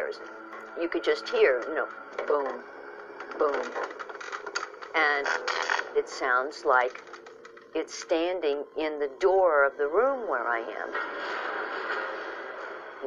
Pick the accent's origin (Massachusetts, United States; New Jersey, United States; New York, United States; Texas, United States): Texas, United States; Dallas; my hometown of Dallas